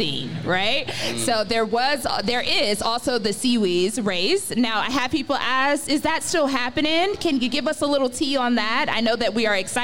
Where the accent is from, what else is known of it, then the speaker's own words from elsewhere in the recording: Stone Mountain, Georgia, United States; I grew up in Stone Mountain